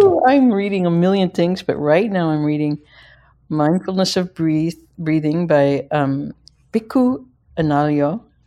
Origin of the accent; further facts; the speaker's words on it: Midwest, United States; I'm a Midwesterner